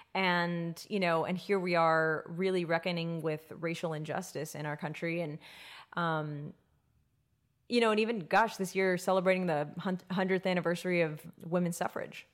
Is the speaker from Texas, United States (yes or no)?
yes; Texas, United States; we were from Texas